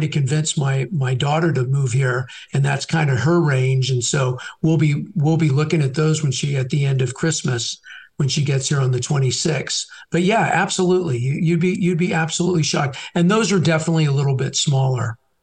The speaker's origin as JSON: {"language": "English", "town": "San Francisco", "region": "California", "country": "United States", "tie": "born or raised there", "moved": "as an adult", "lives_now": "Dallas, United States", "said": "I'm a California. I was born in San Francisco"}